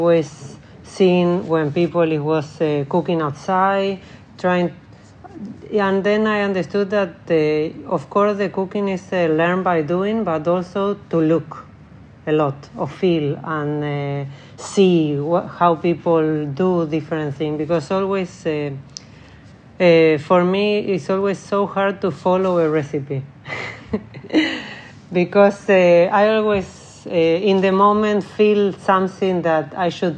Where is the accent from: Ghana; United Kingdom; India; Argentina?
Argentina; English is a second language; moved away as an adult; also born or lived in Spain / Italy / Dubai; now in Stockholm, Sweden; I'm from Argentina.